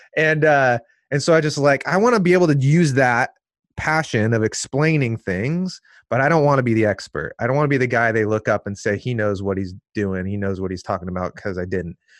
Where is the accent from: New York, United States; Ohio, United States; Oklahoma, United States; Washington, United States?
Washington, United States; Seattle; now in Portland, United States; I was born here in Portland, but then I grew up in the suburbs of Seattle. So Northwest kid.